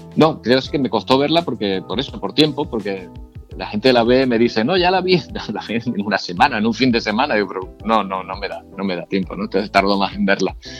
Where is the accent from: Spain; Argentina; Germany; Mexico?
Spain; San Cristóbal de La Laguna, Canary Islands; also born or lived in Logroño; Yo nací en Logroño, mis padres son de allí y vine a Tenerife, ellos vinieron eh, a Tenerife cuando yo era muy pequeño, tenía un año, año y medio, por lo tanto, eh, me considero eh, muy lagunero, porque vivimos en la, en la laguna